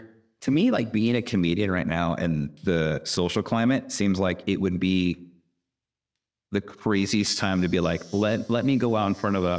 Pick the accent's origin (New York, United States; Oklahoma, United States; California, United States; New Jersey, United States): California, United States; Southern; now in Houston, United States; growing up in Southern California